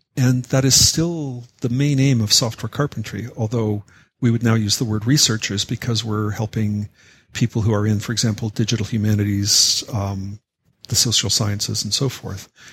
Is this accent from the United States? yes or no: no; Canada; I'm a Canadian